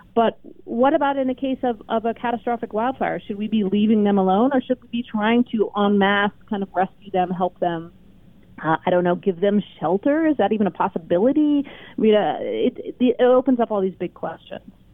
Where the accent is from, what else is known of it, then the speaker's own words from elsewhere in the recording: the West, United States; I grew up in the West, and one thing that I always liked about our region is the sense of possibility and space